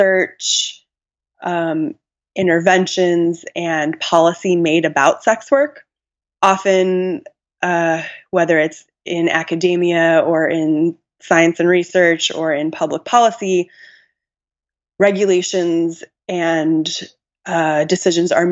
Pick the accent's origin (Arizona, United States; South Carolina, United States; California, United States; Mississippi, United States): Arizona, United States; Tucson; I grew up in Tucson, Arizona